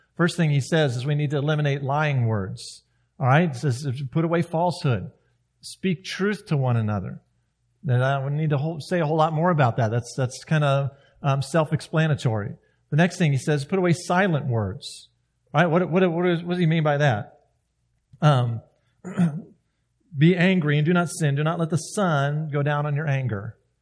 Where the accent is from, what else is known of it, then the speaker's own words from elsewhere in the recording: South Carolina, United States; moved away; I grew up in South Carolina